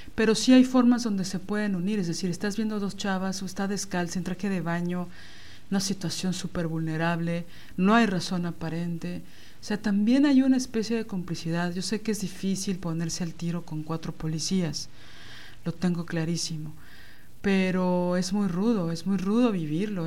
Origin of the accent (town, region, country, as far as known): Mexico